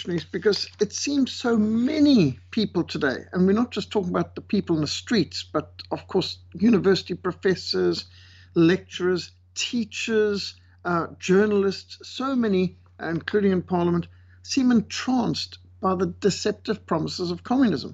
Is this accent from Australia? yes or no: no; Zimbabwe; moved away; also born or lived in South Africa / Namibia; I was brought up in Rhodesia, what today is communist Zimbabwe